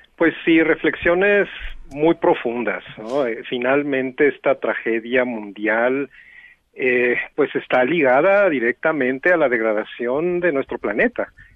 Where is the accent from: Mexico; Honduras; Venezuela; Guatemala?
Mexico; somos comunidad latinoamericana y somos comunidad mexicana